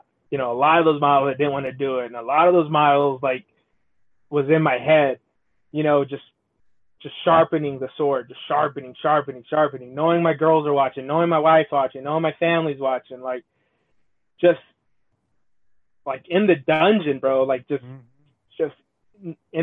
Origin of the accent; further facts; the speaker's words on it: Southern California, United States; I come from SoCal